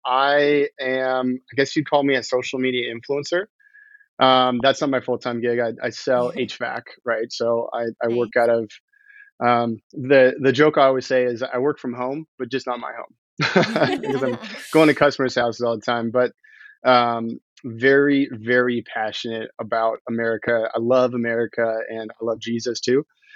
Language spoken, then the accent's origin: English; Washington, United States; Oh, and I'm from Washington State.